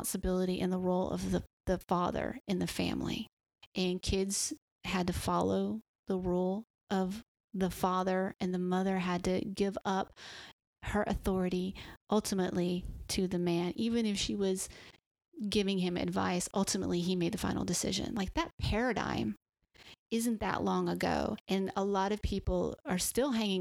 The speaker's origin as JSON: {"language": "English", "region": "the South", "country": "United States", "tie": "born or raised there", "said": "growing up in the South"}